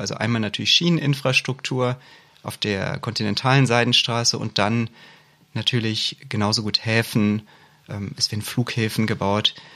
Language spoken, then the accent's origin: German; Hamburg, Germany; Als Hamburger